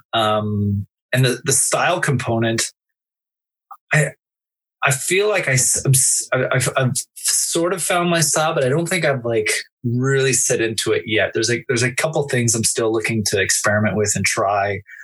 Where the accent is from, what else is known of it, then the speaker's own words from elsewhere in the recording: Canada; I'm not American, I'm Canadian